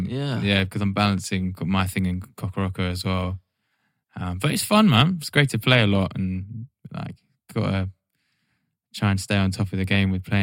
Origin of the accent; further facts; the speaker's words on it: Norwich, East of England, United Kingdom; moved away; I was born in Norwich